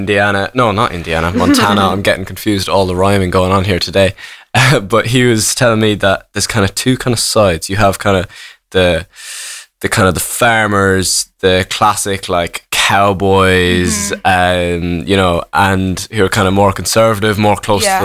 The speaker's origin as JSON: {"language": "English", "area": "Kerry", "region": "Munster", "country": "Ireland", "tie": "born or raised there", "lives_now": "Cork, Ireland", "said": "I grew up in Kerry for a little bit"}